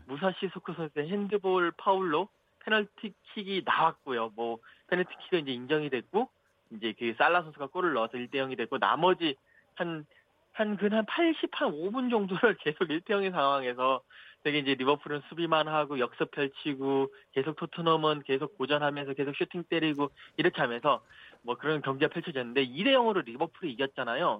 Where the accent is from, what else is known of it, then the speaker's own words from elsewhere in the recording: South Korea; 제가 이제 한국에서 왔다고